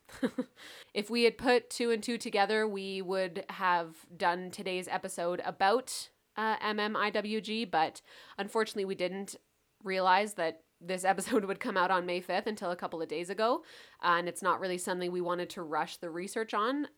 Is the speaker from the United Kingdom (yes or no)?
no; Canada; also born or lived in Calgary (Mohkinstsis), Alberta; we are from Canada